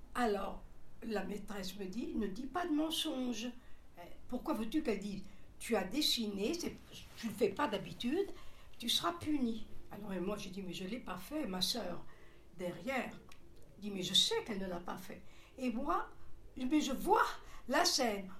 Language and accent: French; Seloncourt, Bourgogne-Franche-Comté, France; Je suis née à Seloncourt, dans le Doubs